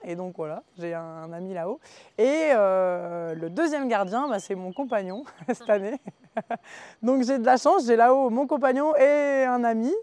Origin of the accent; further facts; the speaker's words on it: the North, Hauts-de-France, France; moved away as an adult; also born or lived in Combadam (mountain valley, current work); je suis originaire du Nord à la base, donc le plat pays, pas du tout les montagnes.